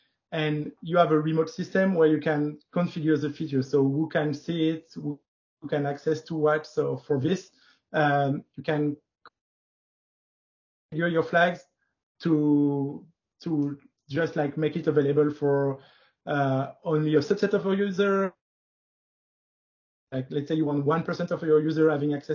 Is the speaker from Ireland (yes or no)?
no; France; also born or lived in Paris; I'm from France. I'm living in Paris.